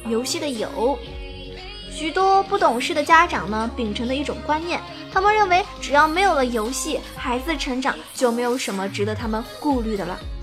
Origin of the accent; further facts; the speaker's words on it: Zhejiang, China; 作为一个浙江人